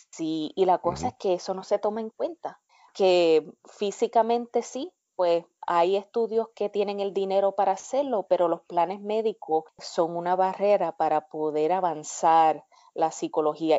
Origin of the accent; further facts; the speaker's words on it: Cidra, Puerto Rico; moved away as an adult; now in United States; yo me crié en Sidra